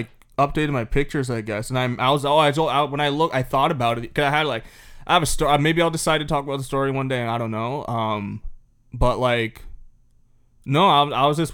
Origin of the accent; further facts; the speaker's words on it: Canada; we're Canadian